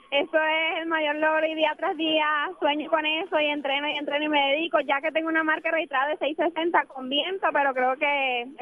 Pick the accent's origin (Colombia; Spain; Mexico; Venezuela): Venezuela; now in Puerto Rico; Soy atleta venezolana, este, tengo 23 años de edad